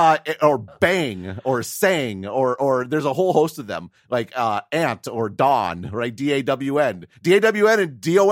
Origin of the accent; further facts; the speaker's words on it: Wisconsin, United States; accent: Wisconsin; did change my pronunciation so I could teach it correctly. And then I felt a little bad. I was losing my accent. It was kind of a bummer.